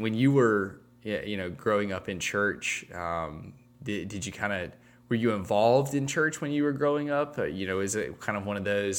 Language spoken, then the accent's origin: English; Enterprise, Alabama, United States; my hometown's claim to fame is that we have the only statue dedicated to a bug. So I think that it's the Bull Weevil in Enterprise.